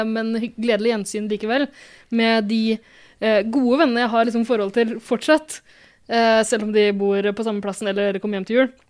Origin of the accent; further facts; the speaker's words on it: Porsgrunn, Telemark, Norway; Jeg er fra metropolen Porsgrunn.